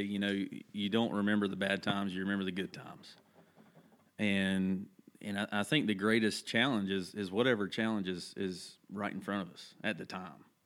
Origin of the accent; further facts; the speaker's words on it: Holly Grove, North Carolina, United States; I grew up in this place called Davidson County. Uh, a lot of people might have heard of Thomasville, North Carolina, where the furniture is made. Uh, grew up in that that area, little little community called Holly Grove